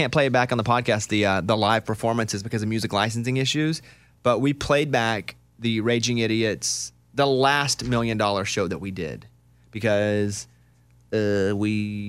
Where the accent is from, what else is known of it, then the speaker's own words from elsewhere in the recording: Arkansas, United States; And I grew up in Arkansas, we had tornadoes